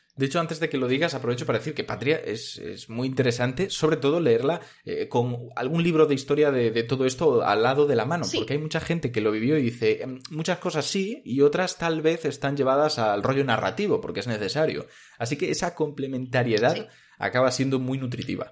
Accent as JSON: {"language": "Spanish", "region": "Galicia", "country": "Spain", "said": "yo soy gallego"}